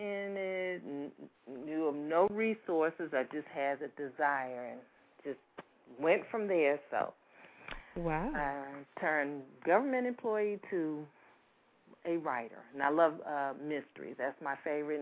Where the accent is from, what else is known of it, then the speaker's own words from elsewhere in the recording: Washington, D.C. area, District of Columbia, United States; also born or lived in Baltimore, Maryland; now in Atlanta, United States; I'm originally from Maryland, D.C. area. I was born in Baltimore, but grew up around the D.C. area.